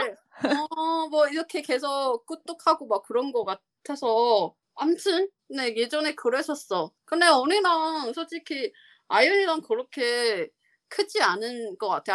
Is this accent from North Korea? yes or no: no; Taiwan; Korean is a second language; moved away as an adult; now in South Korea; 저는 연안이고 대만 사람이잖아요